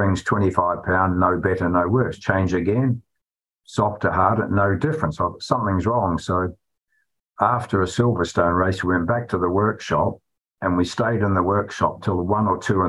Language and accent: English; New Zealand; now in United Kingdom; Me being a Kiwi